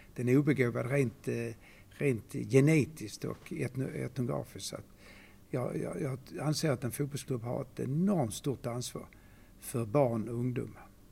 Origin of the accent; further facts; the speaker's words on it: Malmö, Skåne, Sweden; moved away as an adult; så är jag född i Malmö, uppvuxen här